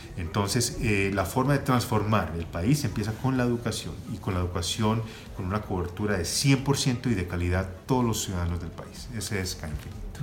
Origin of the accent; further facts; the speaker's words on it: Colombia; moved away as an adult; also born or lived in United States; Siendo colombiano, con un gran interés en regresar al país